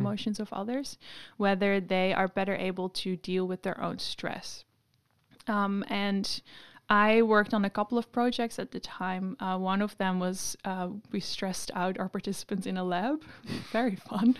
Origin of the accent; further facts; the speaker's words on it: Amsterdam, North Holland, Netherlands; moved away as an adult; now in Sydney, Australia; I'm from Amsterdam